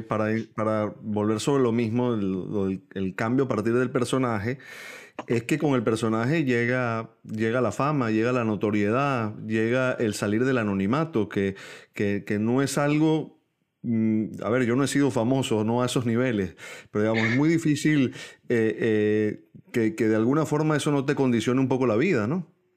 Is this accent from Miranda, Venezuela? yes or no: yes; San Antonio de los Altos, Miranda, Venezuela; yo soy antoñero nacido en San Antonio de los Altos